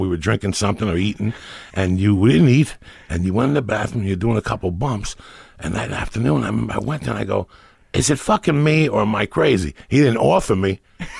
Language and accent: English; Hudson County, northern New Jersey, United States; also born or lived in Cuba; I'm a Cuban kid from Jersey, northern New Jersey.